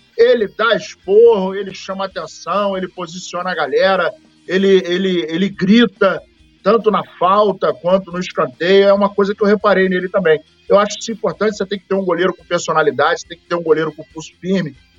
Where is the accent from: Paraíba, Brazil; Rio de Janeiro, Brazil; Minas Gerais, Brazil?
Paraíba, Brazil; Serra Branca; moved away; diretamente da minha terra, lá, Serra Branca, Paraíba